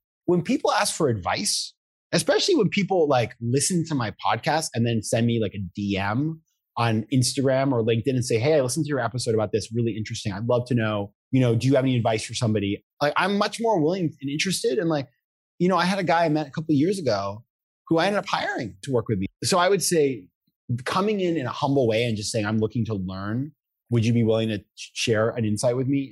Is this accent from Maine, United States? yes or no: yes; Maine, United States; moved away; I come from Maine. I come from a small town.